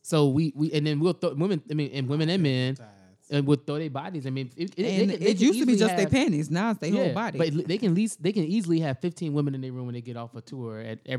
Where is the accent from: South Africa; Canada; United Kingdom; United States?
United States; we're American to a certain extent